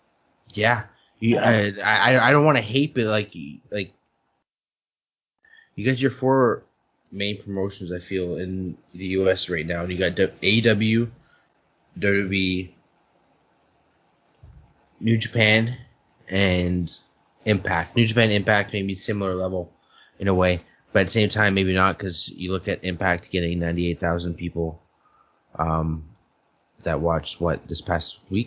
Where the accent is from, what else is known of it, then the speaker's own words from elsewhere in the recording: Canada; I'm Canadian.